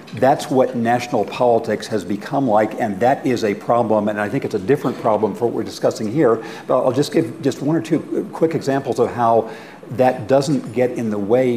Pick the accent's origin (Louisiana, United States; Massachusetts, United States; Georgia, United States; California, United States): California, United States; Redlands; my hometown of Redlands